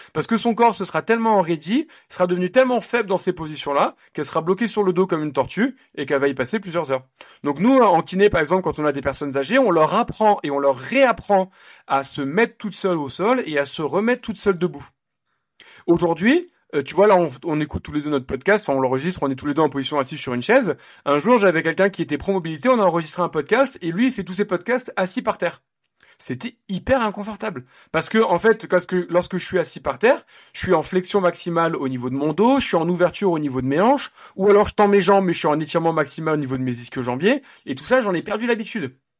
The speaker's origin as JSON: {"language": "French", "town": "Nice", "region": "Provence-Alpes-Côte d'Azur", "country": "France", "moved": "yes", "lives_now": "Paris, France", "said": "je viens de Nice"}